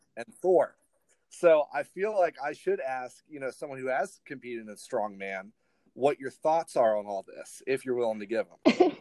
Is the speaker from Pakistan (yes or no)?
no; Ireland; moved away; I actually I grew up overseas, so I grew up in Ireland.